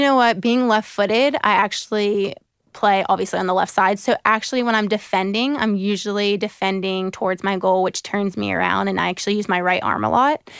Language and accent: English; Jacksonville, Florida, United States; also born or lived in South Carolina / Seattle / Brisbane; I was born in South Carolina, and I moved when I was two to Jacksonville, Florida, and I've spent the rest of my life there so far.